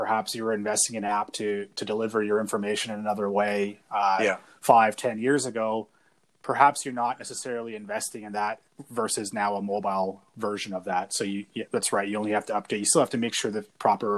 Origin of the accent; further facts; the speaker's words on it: Airdrie, Alberta, Canada; I grew up in Airdrie